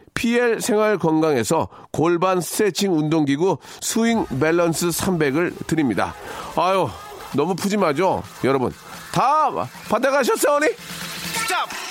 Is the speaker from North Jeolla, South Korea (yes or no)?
yes; Gunsan, North Jeolla, South Korea; 제 고향인 군산